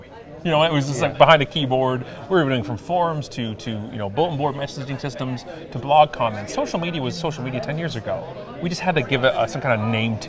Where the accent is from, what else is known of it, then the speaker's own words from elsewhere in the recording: Canada; being Canadian.